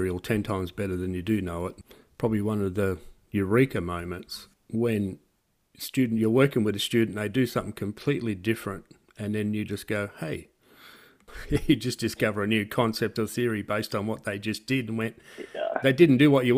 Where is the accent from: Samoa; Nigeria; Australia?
Australia; I come a long way from Australia